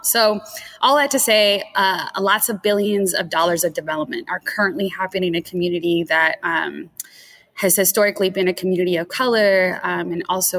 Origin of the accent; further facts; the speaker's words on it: Inglewood, California, United States; So I am from Inglewood, California, which is a city right next to the airport. So if you've ever been to LAX, we are the city that is right outside of LAX. And so I grew up in Inglewood